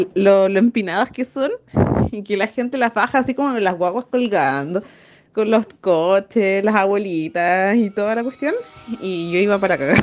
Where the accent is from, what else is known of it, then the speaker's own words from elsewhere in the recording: Santiago, Santiago Metropolitan Region, Chile; yo lo veo como santiaguina